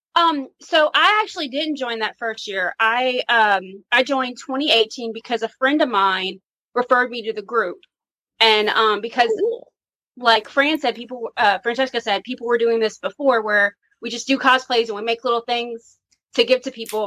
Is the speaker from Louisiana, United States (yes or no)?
yes; New Orleans, Louisiana, United States; I'm from Louisiana and we, uh, New Orleans actually.